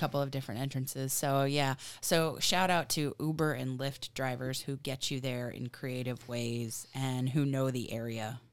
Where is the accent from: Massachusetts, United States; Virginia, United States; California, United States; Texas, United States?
Virginia, United States; moved away; I am from Virginia